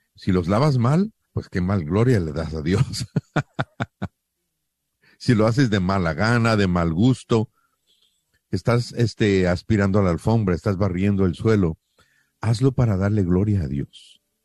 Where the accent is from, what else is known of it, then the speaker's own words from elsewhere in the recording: Mexico; somos mexicanos